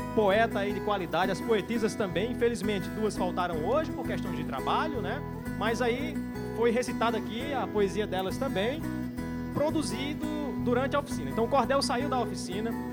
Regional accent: Juazeiro do Norte, Ceará, Brazil; sou natural de Juazeiro do Norte, Ceará, bem aqui no terreiro de casa

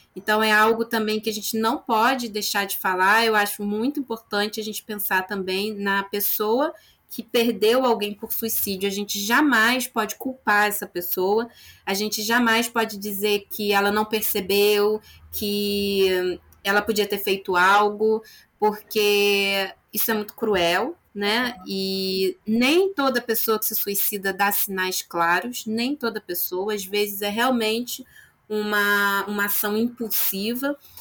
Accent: Nova Friburgo, Rio de Janeiro, Brazil; a minha cidade, eu sou de Nova Friburgo, região serrana do Rio de Janeiro

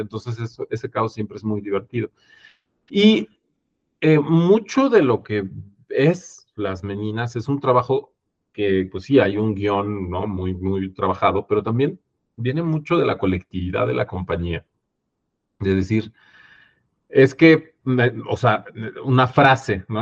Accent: Mexico

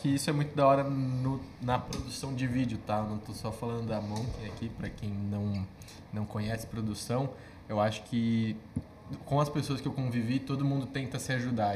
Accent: Campinas, São Paulo, Brazil; Eu sou natural de Campinas, São Paulo.

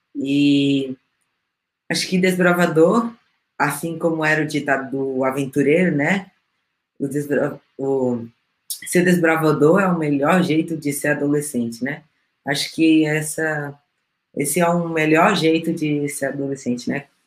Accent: Peru; moved away; eu também falo espanhol, né, eu sou peruana

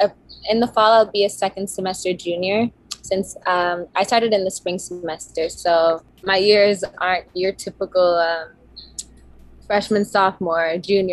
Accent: Montclair, New Jersey, United States; also born or lived in Washington, District of Columbia, United States; I live in New Jersey. I grew up in Montclair, New Jersey, and that's where I did most of my schooling from elementary school to high school. And now I go to Howard University in DC. I'm 21 years old

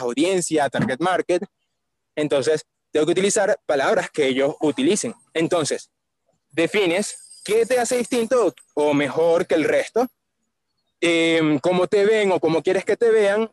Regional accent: Caracas, Capital District, Venezuela; Yo soy de Caracas, Venezuela

